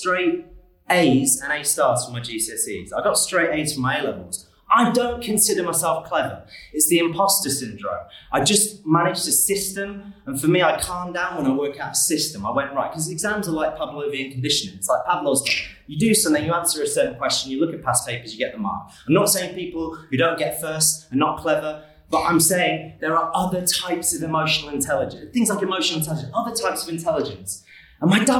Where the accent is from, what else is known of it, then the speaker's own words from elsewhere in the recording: Manchester, North West England, United Kingdom; also born or lived in Kettering; I was born in Kettering, and I grew up in around Cheshire in Manchester